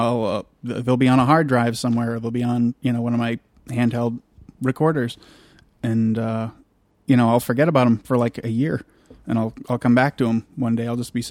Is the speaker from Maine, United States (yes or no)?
yes; York, Maine, United States; also born or lived in Kittery, Maine; I was born in York.